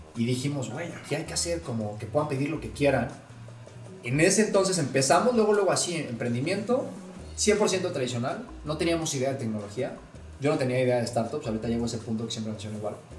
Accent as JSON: {"language": "Spanish", "region": "Puebla", "country": "Mexico", "said": "tengo 28 años, soy poblano"}